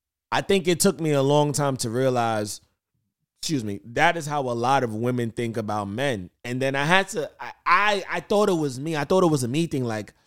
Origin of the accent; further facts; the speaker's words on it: Jamaica; I'm really Jamaican and I got like 89 jobs.